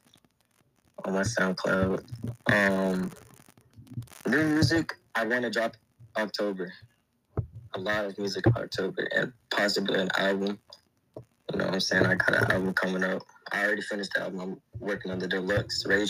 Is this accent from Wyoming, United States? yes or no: no; Orlando, Florida, United States; I'm from Florida, Orlando, Florida